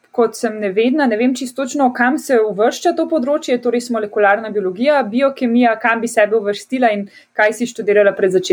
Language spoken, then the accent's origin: Slovenian; Ptuj, Drava, Slovenia; prihajam iz Ptuja.